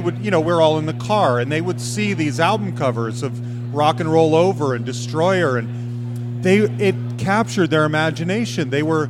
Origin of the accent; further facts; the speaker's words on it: Utah, United States; now in Denver, United States; I grew up in Utah.